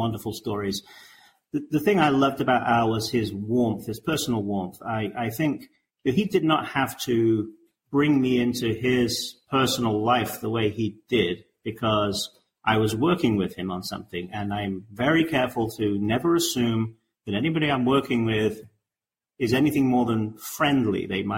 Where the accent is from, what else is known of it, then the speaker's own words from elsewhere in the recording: England, United Kingdom; I'm an English guy